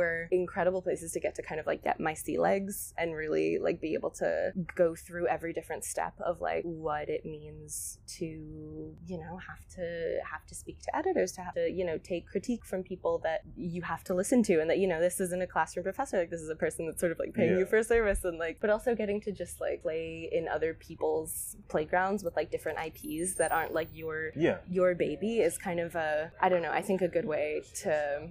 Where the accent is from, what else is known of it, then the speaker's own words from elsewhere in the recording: Spain; I kind of credit to growing up in Spain and to growing up kind of around, you know, you're sort of immersed in a different kind of visual landscape when you're there